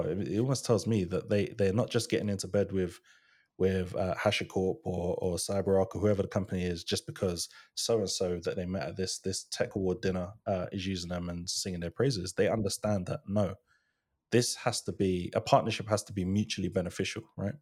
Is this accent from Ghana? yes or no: yes; Ghana; I'm Ghanaian, I'm from, I'm from West Africa